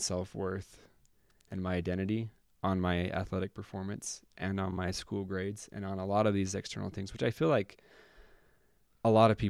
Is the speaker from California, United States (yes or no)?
no; Utah, United States; what the heck did we do in the pre-existence to deserve growing up in Northern Utah in this family where my mom and dad love each other.